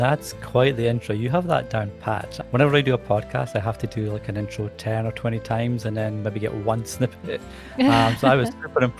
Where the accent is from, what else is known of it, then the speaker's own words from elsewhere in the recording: Edinburgh, Scotland, United Kingdom; accent: Scottish; now in England; So the funny thing is, I obviously have a Scottish accent. but I find it's a very soft accent compared to a lot of accents that you can hear. And I certainly had a stronger accent when I was younger in Edinburgh.